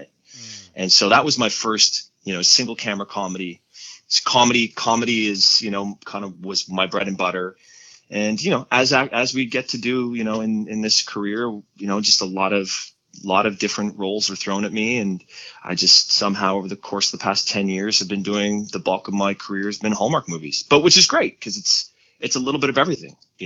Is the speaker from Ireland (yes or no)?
no; Montreal, Quebec, Canada; moved away; my hometown of Montreal.